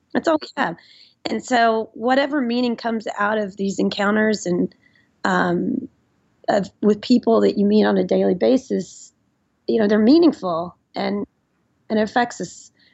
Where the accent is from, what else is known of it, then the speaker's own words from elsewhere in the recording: Nashville, Tennessee, United States; moved away; I grew up in Nashville, Tennessee, which is a great city